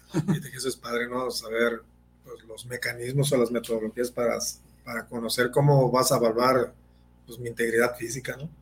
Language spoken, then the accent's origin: Spanish; Guadalajara, Jalisco, Mexico; yo soy un ciudadano de Guadalajara